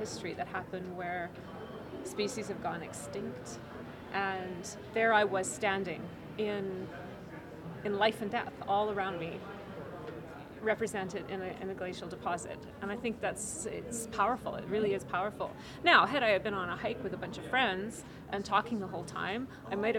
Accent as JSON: {"language": "English", "town": "Canmore", "region": "Alberta", "country": "Canada", "tie": "born or raised there", "said": "my hometown, which is Canmore, Alberta"}